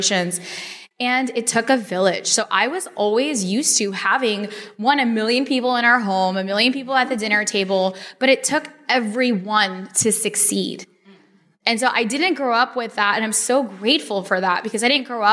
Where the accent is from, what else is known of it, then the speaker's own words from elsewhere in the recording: Dallas, Texas, United States; also born or lived in Chicago; I was born in Chicago. I grew up in Dallas.